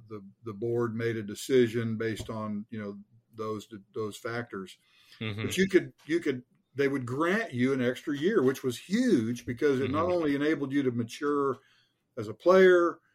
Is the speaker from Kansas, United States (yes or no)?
no; Richardson, Texas, United States; I was from Richardson, which is north of Dallas